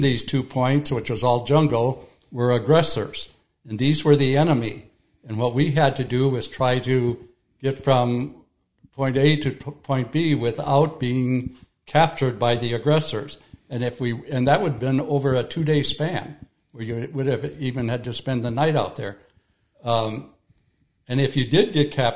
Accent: Minnesota, United States; born or raised there

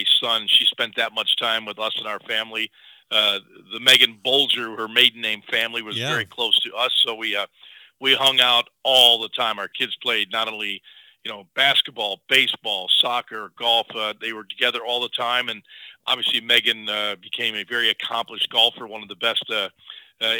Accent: Buffalo, New York, United States; moved away as an adult; also born or lived in Philadelphia; now in Voorhees, United States; I grew up in Buffalo

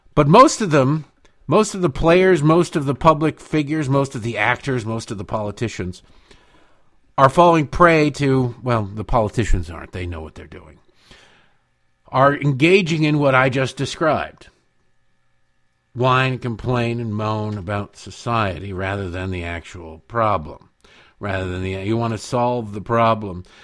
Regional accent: Detroit, Michigan, United States; moved away; also born or lived in Baltimore; growing up in Detroit.

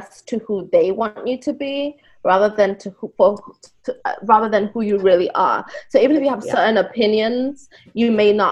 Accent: Ghana; moved away; I grew up in Ghana

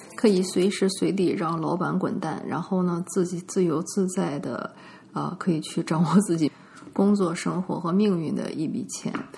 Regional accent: northern China, China; moved away; 我在国内长大嘛

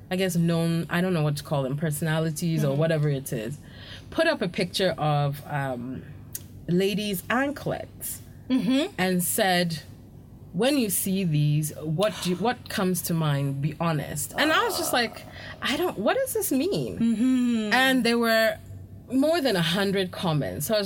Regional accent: Ghana; being Ghanaian does not automatically.

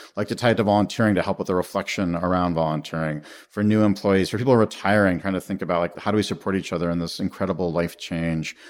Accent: United States; being an American

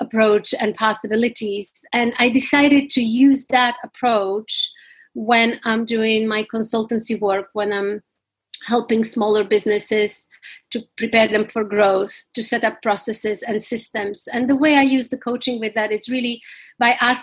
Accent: Slovakia; moved away as an adult; also born or lived in Washington, D.C., United States / New York, United States; now in London, United Kingdom; I grew up in Slovakia. Most of my childhood I spent there during the communism

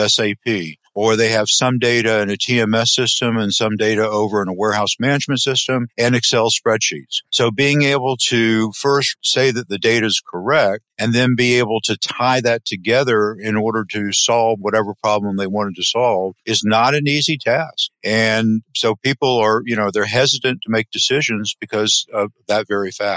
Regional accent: Crescent City, Florida, United States; I grew up in a small town in north central Florida called Crescent City, 6,000 people

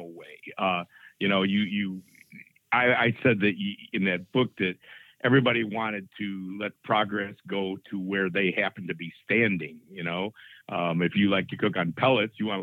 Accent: Chicago, Illinois, United States; moved away; I grew up in Chicago

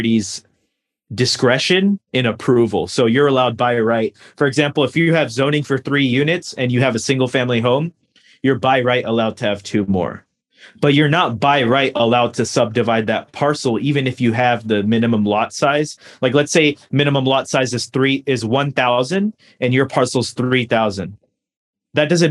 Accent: United States; also born or lived in North Carolina / New Jersey; now in California, United States; I grew up in North Carolina and New Jersey

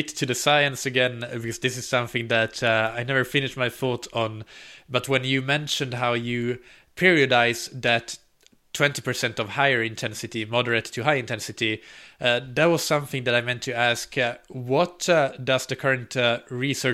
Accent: Finland; I'm from Finland

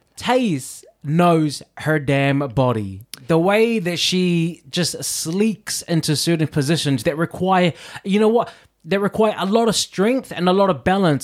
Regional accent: New Zealand; I'm from New Zealand

